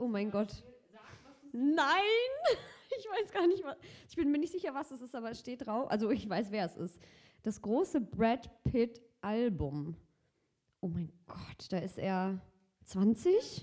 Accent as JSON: {"language": "German", "town": "Cologne", "region": "North Rhine-Westphalia", "country": "Germany", "tie": "born or raised there", "said": "Ich bin gebürtige Kölnerin"}